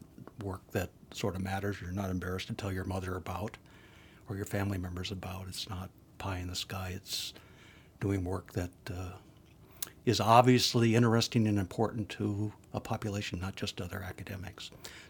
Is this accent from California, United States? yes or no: no; South Dakota, United States; my background growing up in a large working class family in South Dakota. I'm from a family of 11 kids.